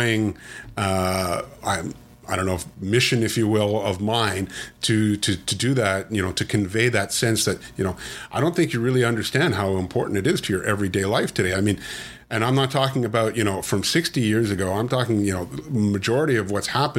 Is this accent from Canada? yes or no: yes; Canada; I'm Canadian